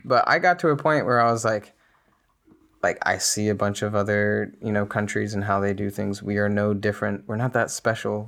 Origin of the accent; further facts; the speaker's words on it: United States; as an American